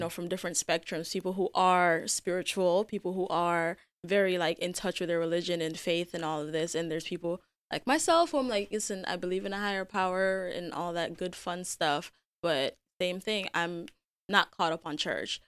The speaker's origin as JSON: {"language": "English", "country": "Jamaica", "tie": "born or raised there", "moved": "yes", "said": "I was born and raised in Jamaica."}